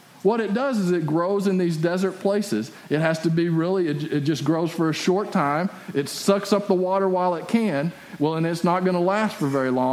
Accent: West Texas, United States; my hometown. And because it's out in West Texas.

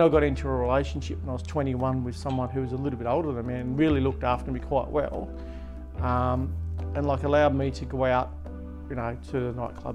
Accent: Latrobe, Tasmania, Australia; also born or lived in Devonport / Ulverstone; I grew up here in Latrobe

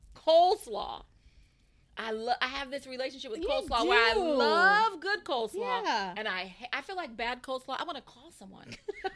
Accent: San Diego, California, United States; I grew up in San Diego.

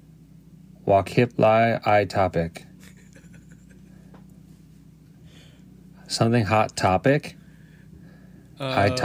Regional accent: Cleveland, Ohio, United States; moved away as an adult; now in St. Paul, United States; I'm from the Cleveland, Ohio area originally. That's where I grew up, spent my childhood, high school, up until college

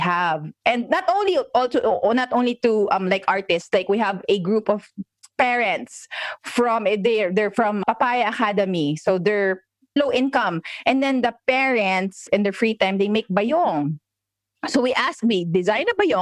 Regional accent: Philippines; We're in the Philippines. We're Filipinos.

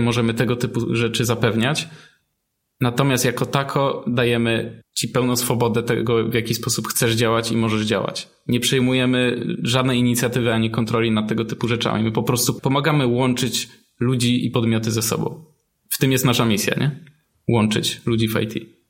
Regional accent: Silesian Voivodeship, Poland; u nas na Śląsku

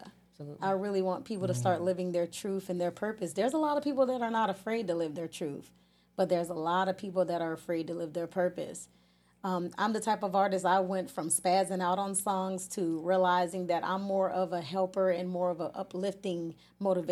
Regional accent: Hollywood, Florida, United States; I started out singing very young, actually in my hometown church in Hollywood, Florida

